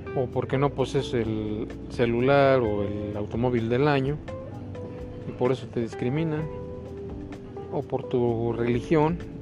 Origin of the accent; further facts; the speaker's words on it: Mexico; nosotros como propios mexicanos nativos de aquí